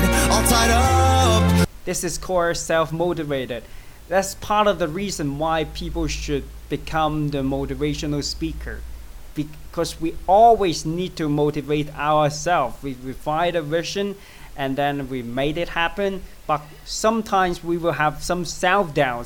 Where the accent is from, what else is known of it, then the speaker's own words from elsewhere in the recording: China; English is a second language; in China, we learn English in a different way.